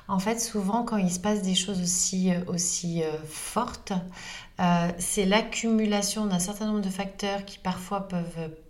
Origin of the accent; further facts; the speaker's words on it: Northern Portugal, Portugal; dans la région dont je suis originaire au nord du Portugal.